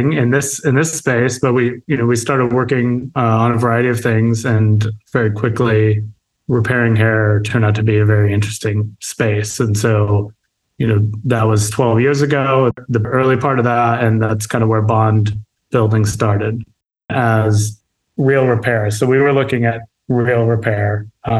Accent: Illinois, United States; moved away as an adult; now in Santa Barbara, United States; I grew up in the Midwest, so I grew up in Illinois

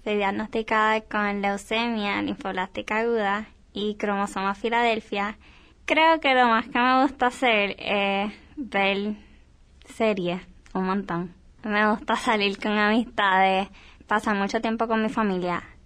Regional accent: Puerto Rico

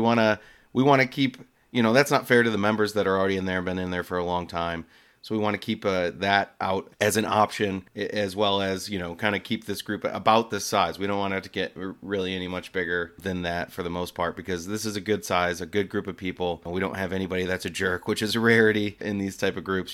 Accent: Detroit, Michigan, United States; my hometown city

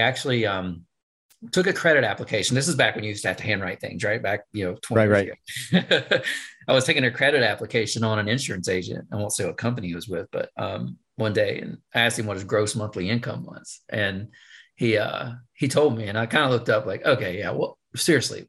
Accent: West Virginia, United States; I grew up in West Virginia. It's where I live.

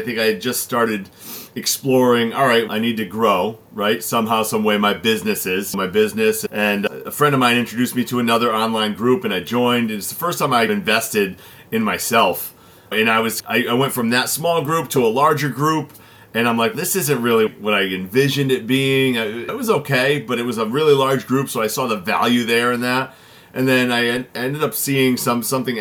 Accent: Connecticut, United States; I was born and raised here in Connecticut

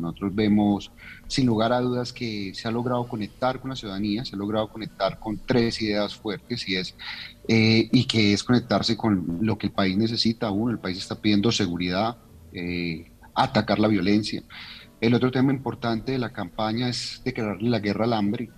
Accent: Paisa, Antioquia, Colombia; yo soy paisa

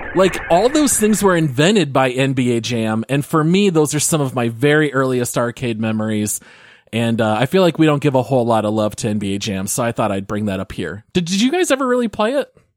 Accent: Phoenix, Arizona, United States; growing up in the Phoenix area

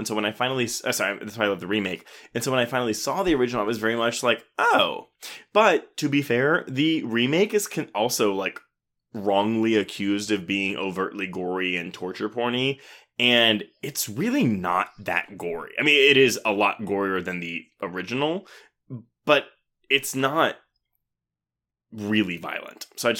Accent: Houston, Texas, United States; also born or lived in Louisiana; So, I was born in Louisiana. I grew up in Houston. Like, it's totally cool. But I don't have an accent.

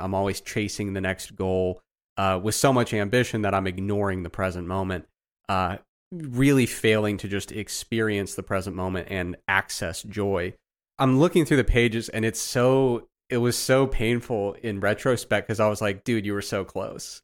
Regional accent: Midwest, United States; I grew up in the Midwest, man.

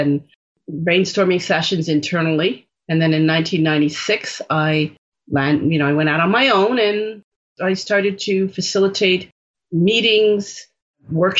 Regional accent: Jamaica; I'm Jamaican and that's where I was born

